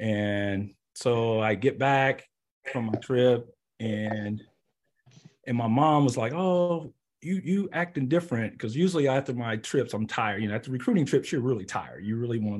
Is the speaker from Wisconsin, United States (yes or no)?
no; Indiana, United States; growing up in Indiana